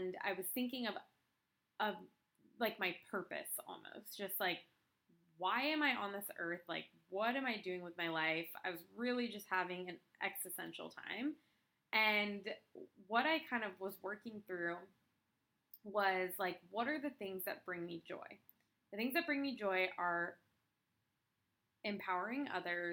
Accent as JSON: {"language": "English", "region": "California", "country": "United States", "also_born_or_lived": "Portland", "moved": "as an adult", "said": "I'm from California"}